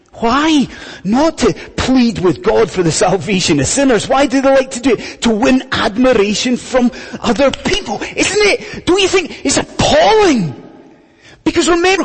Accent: Scotland, United Kingdom; when I was growing up in Scotland, many years ago

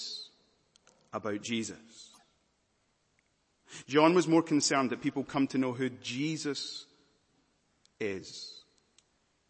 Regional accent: Scotland, United Kingdom; also born or lived in Malawi; now in London, United Kingdom; I was born in Malawi, but I'm from Scotland. And I'm now living in London

